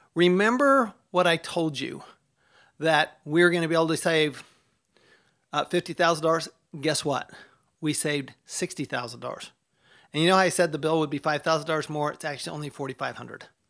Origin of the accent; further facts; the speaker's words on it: Tempe, Arizona, United States; Tempe, Arizona, my hometown.